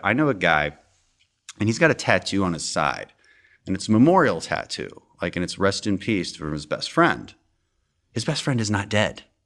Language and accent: English; Houston, Texas, United States; I'm also from Houston.